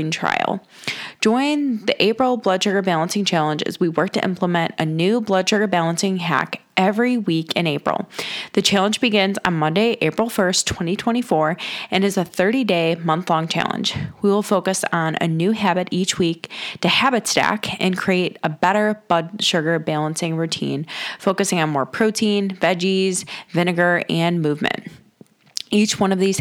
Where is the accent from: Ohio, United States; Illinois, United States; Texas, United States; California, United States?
Ohio, United States; Cleveland; I'm born and raised in Cleveland, Ohio